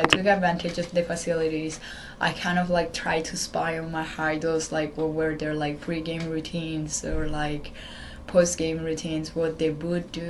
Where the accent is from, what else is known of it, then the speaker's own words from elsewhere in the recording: Italy; English is a second language; moved away as an adult; now in Maryland, United States; I'm traveling with the Italian national team since I was 12.